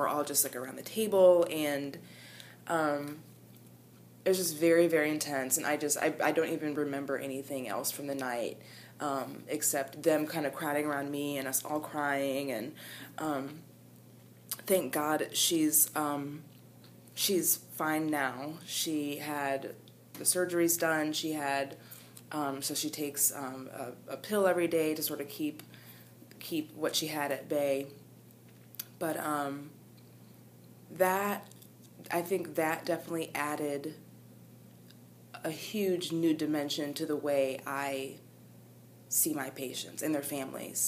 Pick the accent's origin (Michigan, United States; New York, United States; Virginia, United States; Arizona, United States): Michigan, United States; moved away as an adult; I'm from Michigan originally.